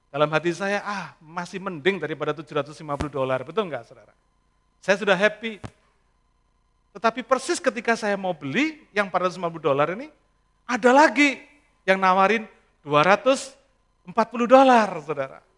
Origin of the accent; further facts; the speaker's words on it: Indonesia; Lalu saya bilang kita dari Indonesia, saya bilang. Nah di negeri kita, saya bilang, kita selalu ngomong Assalamualaikum, saya bilang.